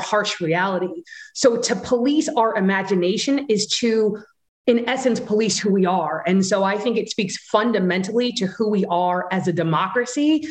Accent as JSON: {"language": "English", "country": "Jamaica", "said": "I'm Jamaican"}